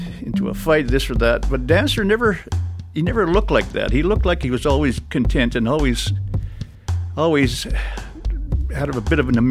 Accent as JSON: {"language": "English", "town": "Churchill", "region": "Manitoba", "country": "Canada", "tie": "born or raised there", "said": "being born and raised in Churchill and having used to the land"}